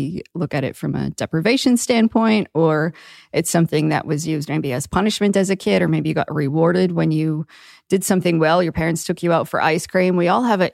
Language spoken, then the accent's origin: English; Maine, United States; now in Florida Keys, United States; I grew up in Maine too, where everybody eats lobster and seafood